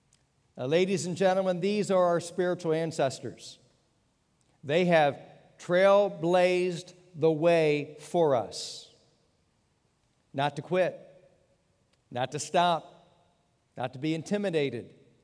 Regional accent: Pennsylvania, United States; born there; also born or lived in Texas / Virginia; I was born in Pennsylvania, lived in Texas, lived in Virginia

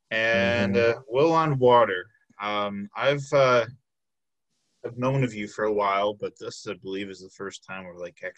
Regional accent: Milwaukee, Wisconsin, United States; also born or lived in Brown Deer; born and raised in Milwaukee? Yes, been here pretty much.

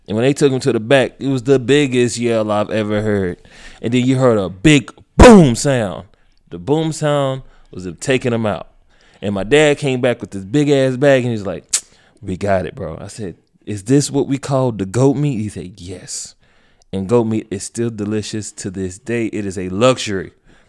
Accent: Nigeria; now in United States; You do know I'm Nigerian.

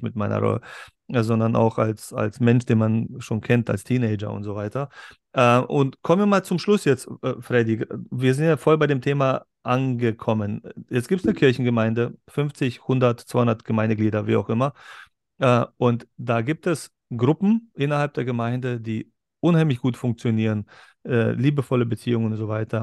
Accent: Berlin, Germany; Wir kommen beide ja aus Berlin, aber aus zwei verschiedenen Welten in Berlin

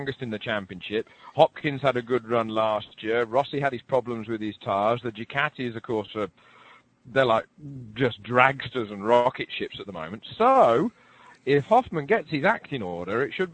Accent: England, United Kingdom; being English.

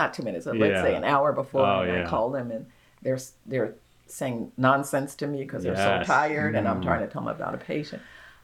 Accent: Brooklyn, New York, United States; In Brooklyn, New York.

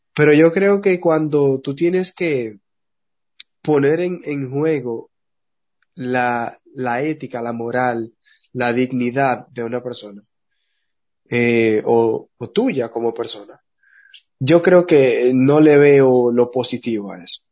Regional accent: Dominican Republic; como le decimos en, dominicano

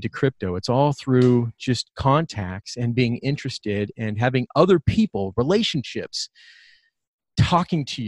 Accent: Bay Area, California, United States; I grew up in the Bay Area

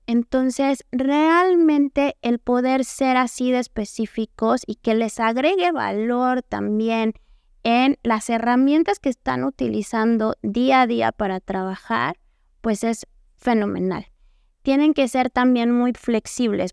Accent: Mexico; como mexicanos, latinoamericanos

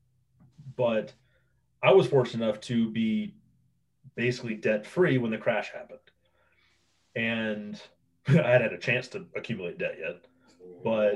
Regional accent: Oregon, United States; moved away as an adult; now in Idaho, United States; I was born and raised in Oregon

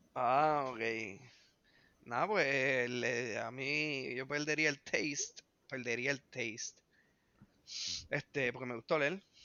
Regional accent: Puerto Rico; nosotros somos boricuas

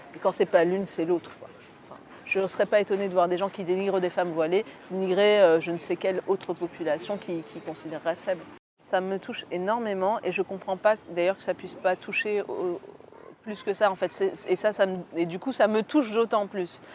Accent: Orléans, Centre-Val de Loire, France; also born or lived in Aix-en-Provence / Algiers; Je suis à Orléans, je suis d'Orléans et j'ai fait mes études avec Aix-en-Provence qui est hyper loin

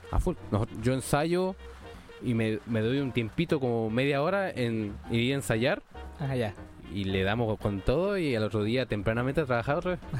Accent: Puerto Varas, Los Lagos, Chile; Ir a tocar a, mi país natal, mi ciudad natal.

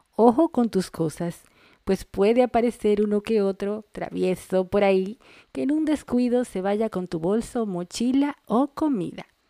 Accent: Dominican Republic; now in Buenos Aires, Argentina; una dominicana en Argentina

